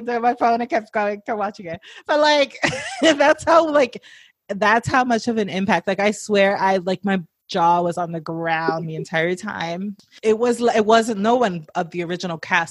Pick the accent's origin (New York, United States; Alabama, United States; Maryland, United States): New York, United States; New York City; I live in New York City. I'm from New York City